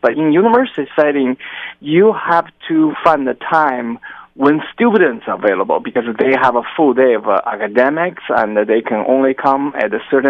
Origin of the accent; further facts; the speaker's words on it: China; moved away as an adult; also born or lived in Oklahoma, United States / Utah, United States; now in California, United States; I'm originally from China, and I trained in China.